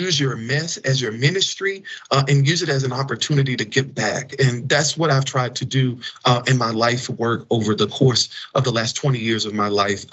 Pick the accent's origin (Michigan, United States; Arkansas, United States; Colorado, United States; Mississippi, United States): Mississippi, United States; Fayette; now in Washington, D.C., United States; my hometown of Fayette, Mississippi